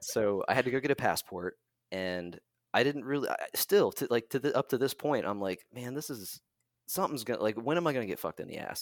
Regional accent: Parkersburg, West Virginia, United States; moved away as an adult; also born or lived in Atlanta, Georgia; my hometown, Parkersburg, West Virginia

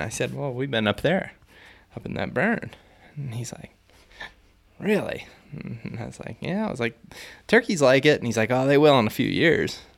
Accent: Ohio, United States; where I grew up in Ohio

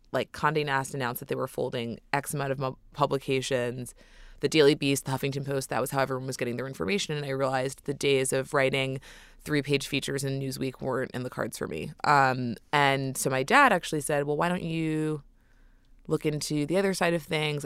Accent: New York City, New York, United States; Born and raised in New York City

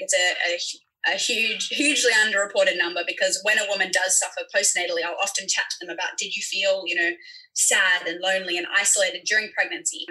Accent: Sydney, New South Wales, Australia; now in Hong Kong; I'm a midwife from Sydney

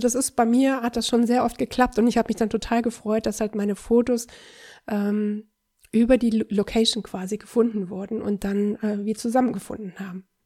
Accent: Düsseldorf, North Rhine-Westphalia, Germany; ich bin Düsseldorfer

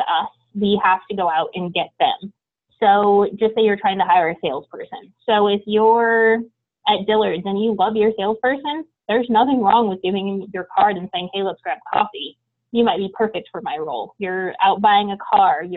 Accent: Portland, Oregon, United States; I grew up in Portland, Oregon

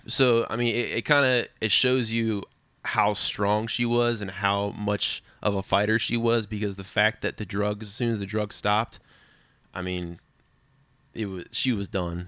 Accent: Prince William County, Virginia, United States; I was born and raised in Prince William County, Virginia

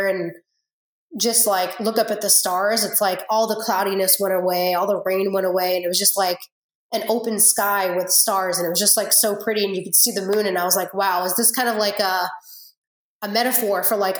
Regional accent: Massachusetts, United States; moved away as an adult; now in North Carolina, United States; I'm from Massachusetts

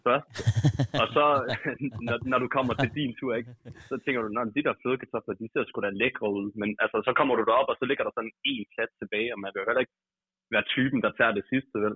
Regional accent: Horsens, Central Denmark Region, Denmark; now in Kolding, Denmark; jeg er oprindeligt fra Horsens, men jeg bor i Kolding i pt.

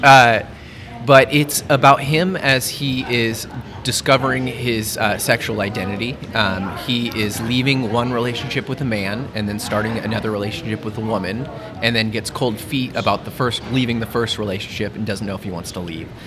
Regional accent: Lincoln, Nebraska, United States; I'm from Lincoln originally

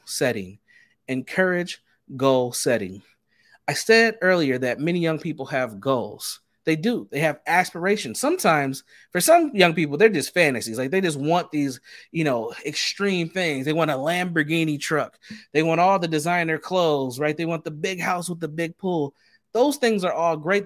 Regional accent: Minneapolis, Minnesota, United States; as a young Black man growing up in the Twin Cities of Minnesota

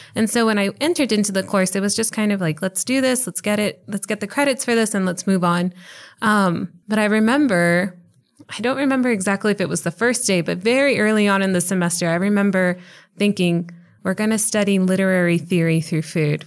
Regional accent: El Paso, Texas, United States; moved away as an adult; now in Charlotte, United States; I was born in El Paso, and I was, uh, fortunate enough to do all three of my degrees here at U T E P. Uh, so I was able to spend about thirty-one years here in El Paso

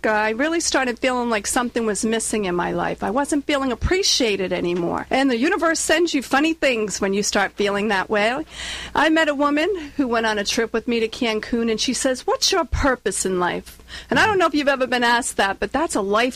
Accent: Warwick, Rhode Island, United States; accent: Rhode Island; moved away as an adult; now in Southern California, United States; as you can tell from my accent, I'm not from California. I'm from Warwick, Rhode Island

